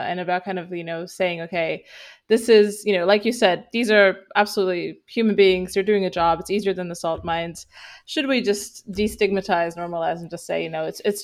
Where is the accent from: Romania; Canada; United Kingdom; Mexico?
Romania; I'm from Romania